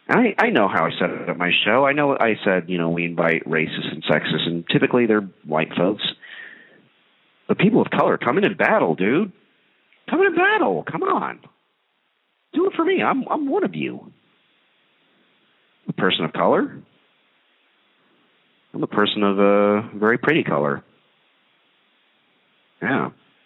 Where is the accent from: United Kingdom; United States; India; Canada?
India; So I'm Indian. I wonder how the Indians would do.